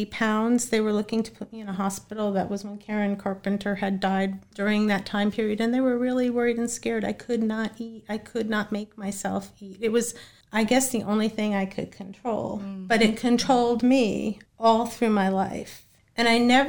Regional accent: Boston, Massachusetts, United States; I was born in Boston, Massachusetts

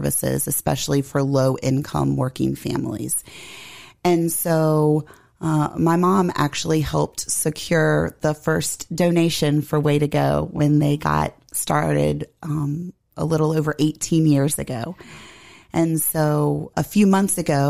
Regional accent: Harrisonburg, Virginia, United States; also born or lived in Shenandoah County, Virginia / Washington, D.C. area; I was born in Shenandoah County, but we moved here when I was five. Okay. And grew up here locally

